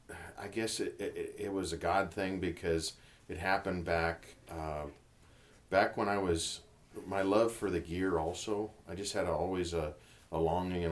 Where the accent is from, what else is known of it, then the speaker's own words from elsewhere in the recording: Montana, United States; I grew up here in Montana. I grew up kind of bounced around the whole state